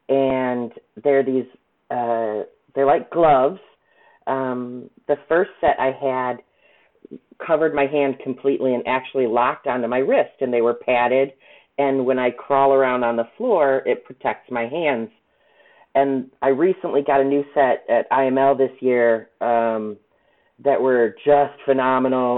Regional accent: Chicago, Illinois, United States; now in South Bend, United States; I'm originally from the Chicago area, so I'm a city girl.

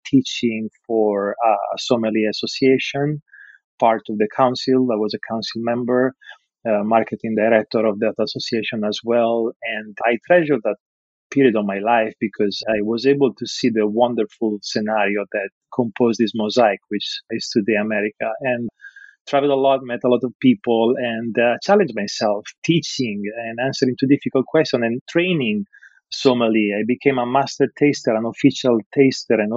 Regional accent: Rimini, Emilia-Romagna, Italy; English is a second language; moved away as an adult; also born or lived in Bologna / France / New York; now in Los Angeles, United States; I was born and raised in Rimini

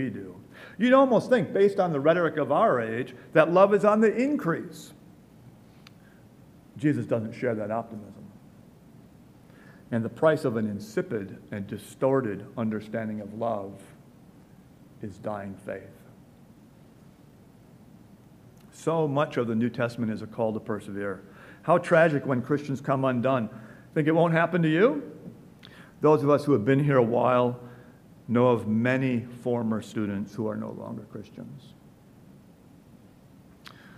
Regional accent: Milwaukee, Wisconsin, United States; moved away; a child growing up in Milwaukee

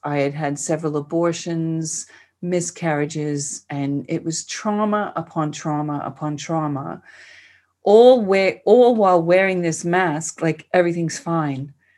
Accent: New York City, New York, United States; accent: New York; moved away as an adult; now in Australia; I was born and raised in Queens, and I spent most of my life there

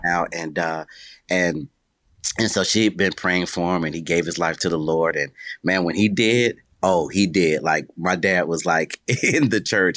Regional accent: Buffalo, New York, United States; I was born in Buffalo, New York

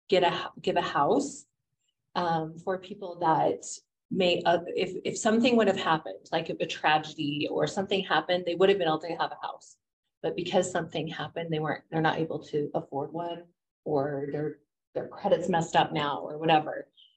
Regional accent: Utah, United States; And being born and raised in Utah, I'm shocked at how much I don't know.

